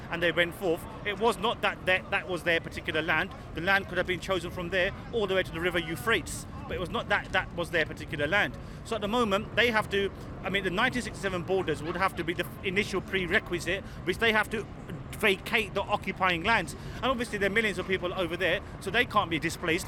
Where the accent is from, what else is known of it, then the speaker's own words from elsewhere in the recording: London, United Kingdom; I was born and brought up in London.